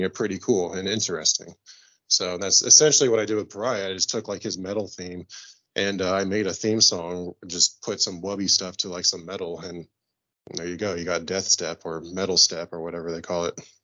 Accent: Kansas City, United States; it's my hometown

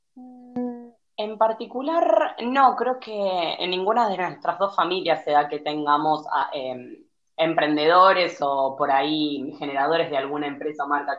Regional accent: Santa Fe, Argentina; moved away; also born or lived in Buenos Aires; yo soy de Santa Fe Capital, o sea, soy del interior

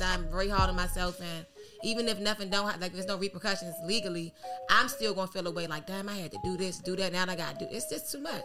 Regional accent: Washington, District of Columbia, United States; I'm from Georgia Avenue

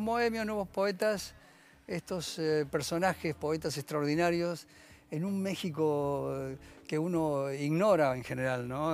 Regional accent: Argentina; moved away; also born or lived in Paris, France; los argentinos

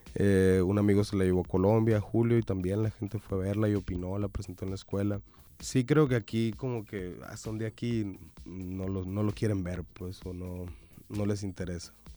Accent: Sonora, Mexico; somos sonorenses

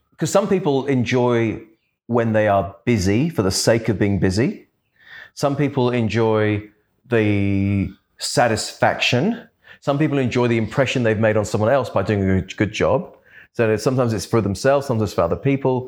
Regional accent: London, United Kingdom; also born or lived in Perth / Adelaide / Brisbane; now in Australia; I was brought up in London

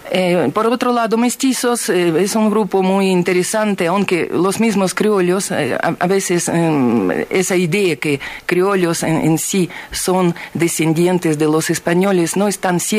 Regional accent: Ukraine; Spanish is a second language; now in Bolivia; yo soy de una parte de Ucrania eh, donde la mayoría de la población es rusa, y yo étnicamente soy rusa. Y lastimosamente mm, mi región ahora está en el estado de guerra porque esa región se ha separado de Ucrania, es ahora república independiente.

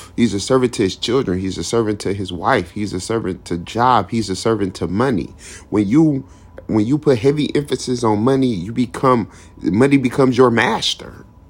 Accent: Detroit, Michigan, United States; I was born in Detroit. I lived in Detroit, Michigan. I lived in the streets of Detroit, Michigan. I roam these streets. I still roam these streets to this day

